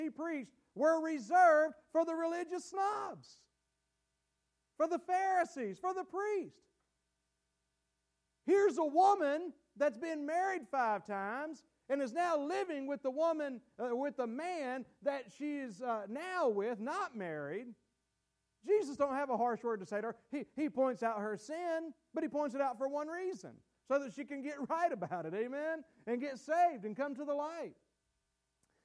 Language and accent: English; United States; as American Christians